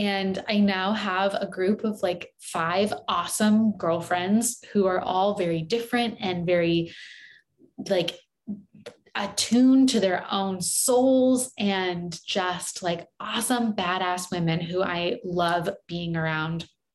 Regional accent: San Diego, California, United States; also born or lived in Los Angeles / New York City; my hometown of San Diego

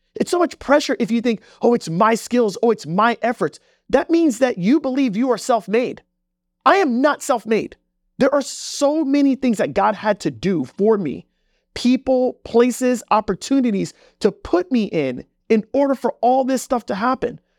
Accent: Jamaica; moved away; I come from Jamaica. Like, I'm, I'm not even from this country

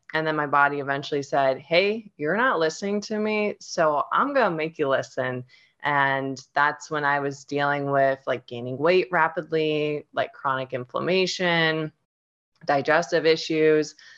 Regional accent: Ohio, United States; I'm originally from Ohio, and that's where I grew up

